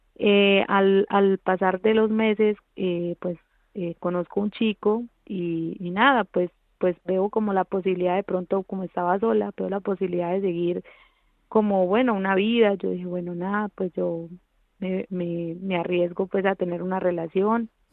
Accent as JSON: {"language": "Spanish", "country": "Colombia", "tie": "born or raised there", "moved": "yes", "lives_now": "Spain", "said": "yo vengo de Colombia, de un pueblo muy pequeño donde, bueno, eh, se produjo mucha violencia, pues la niñez de allí fue un poco difícil para mí"}